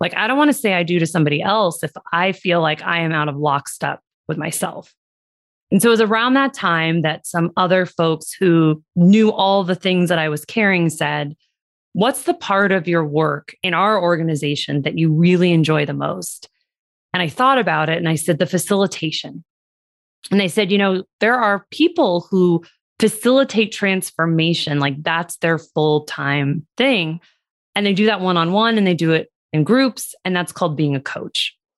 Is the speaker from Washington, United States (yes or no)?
yes; Seattle, Washington, United States; also born or lived in Los Angeles / New York City; now in Las Vegas, United States; I was born in Los Angeles, wound up moving to Seattle, middle school, high school years, did a lot of crazy summer camps, and then moved to Las Vegas for my undergrad